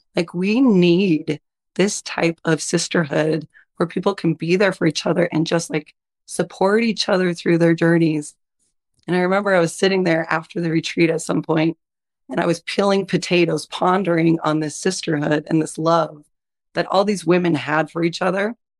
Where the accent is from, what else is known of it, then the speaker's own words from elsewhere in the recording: Utah, United States; also born or lived in Idaho; I'm originally from Idaho. I primarily grew up in Utah. We've been in Utah ever since.